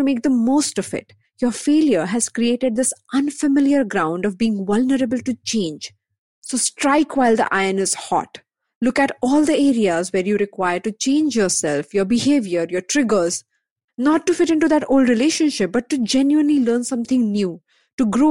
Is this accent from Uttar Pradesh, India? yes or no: no; Mumbai, Maharashtra, India; I'm born and brought up in Bombay.